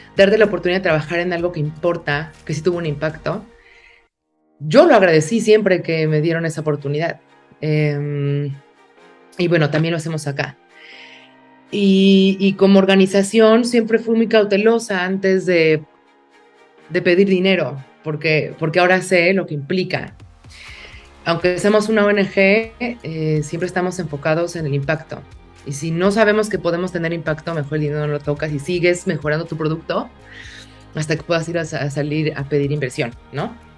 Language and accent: Spanish; Mexico City, Mexico; yo crecí en una ciudad, en la Ciudad de México